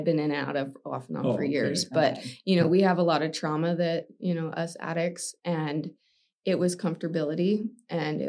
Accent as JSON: {"language": "English", "region": "Utah", "country": "United States", "tie": "born or raised there", "said": "I was born and raised Utah County"}